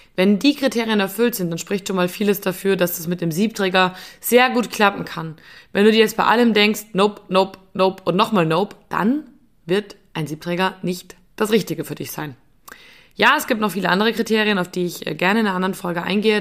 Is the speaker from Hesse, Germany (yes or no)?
no; Bavaria, Germany; bei uns in Bayern